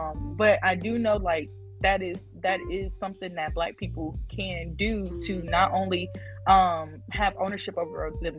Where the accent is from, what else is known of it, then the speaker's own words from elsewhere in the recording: Arkansas, United States; that's pretty much where my family's from, is Arkansas. I was born in Arkansas.